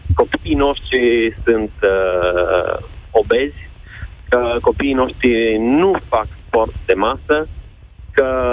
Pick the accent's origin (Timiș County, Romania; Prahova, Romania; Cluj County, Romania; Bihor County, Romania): Bihor County, Romania; Oradea; Sunt din Oradea, un centru de natație recunoscut